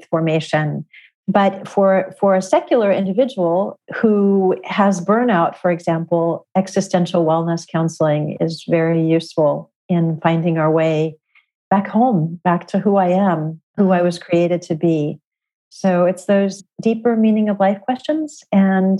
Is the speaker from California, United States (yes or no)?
yes; California, United States; moved away; Originally growing up in California